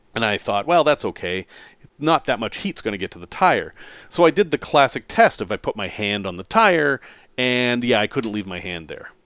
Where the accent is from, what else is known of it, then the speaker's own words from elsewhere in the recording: Salem, Massachusetts, United States; growing up in Salem, Massachusetts, as I did